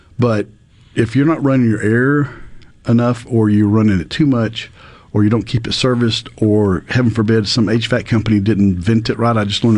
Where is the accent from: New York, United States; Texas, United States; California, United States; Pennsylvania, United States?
Texas, United States; now in Mississippi, United States; I'm from Texas, so I got to root for the home